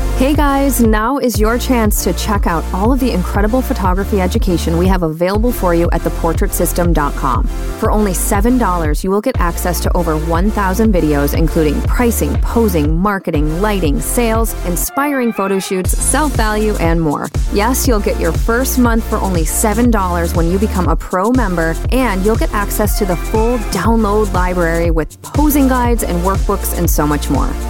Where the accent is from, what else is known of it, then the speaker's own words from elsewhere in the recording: Michigan, United States; moved away; also born or lived in Austin, Texas; I'm born and raised in Michigan